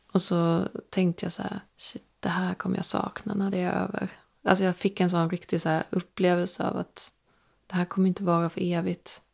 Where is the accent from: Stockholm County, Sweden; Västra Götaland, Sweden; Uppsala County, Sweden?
Stockholm County, Sweden; Stockholm; born or raised there; moved away